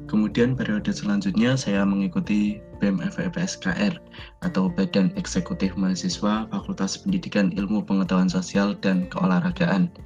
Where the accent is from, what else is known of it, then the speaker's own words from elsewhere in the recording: Pekalongan, Central Java, Indonesia; asal saya dari Pekalongan, saya alumni Universitas PGRI Semarang